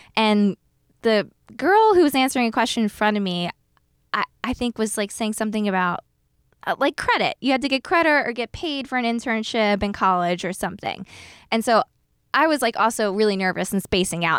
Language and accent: English; New Jersey, United States; moved away as an adult; also born or lived in Philadelphia, Pennsylvania / New York City; I was born in Philly, and then about, like, a year into my life, my parents moved to South Jersey